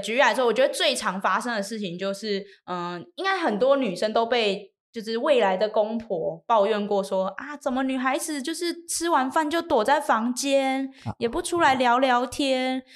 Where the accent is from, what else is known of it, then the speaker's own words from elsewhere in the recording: Miaoli County, Taiwan; 我是苗栗人